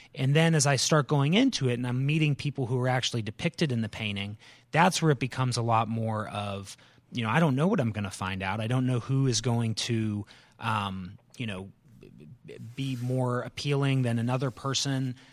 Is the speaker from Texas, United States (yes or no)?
no; Canton, Ohio, United States; moved away as an adult; also born or lived in North Carolina; now in Winston-Salem, United States; born and raised in the Canton, Ohio area